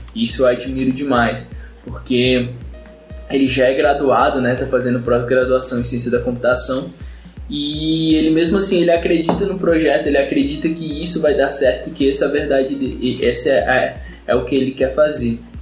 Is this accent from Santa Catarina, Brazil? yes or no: no; São Paulo, Brazil; eu sou de São Paulo